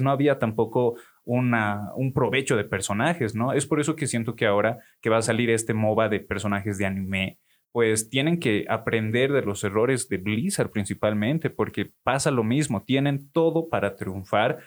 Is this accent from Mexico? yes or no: no; Oruro, Bolivia; yo como buen orureño